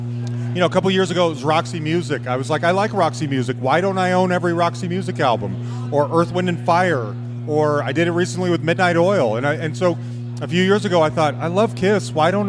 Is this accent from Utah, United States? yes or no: yes; Utah, United States; now in Denver, United States; I grew up in Utah.